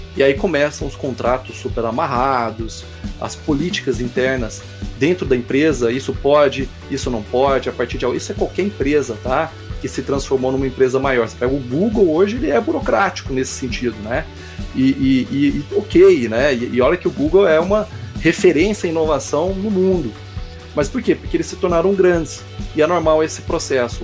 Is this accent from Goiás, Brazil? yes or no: yes; Goiânia, Goiás, Brazil; Eu sou de Goiânia